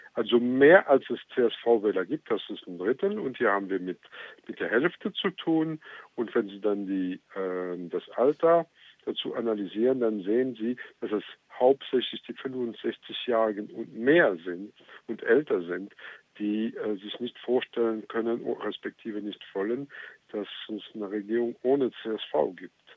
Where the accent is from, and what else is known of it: Luxembourg